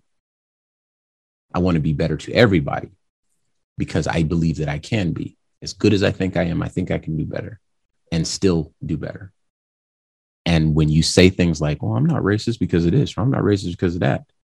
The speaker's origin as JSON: {"language": "English", "region": "California", "country": "United States", "tie": "born or raised there", "moved": "yes", "lives_now": "Arizona, United States", "said": "I was born in California"}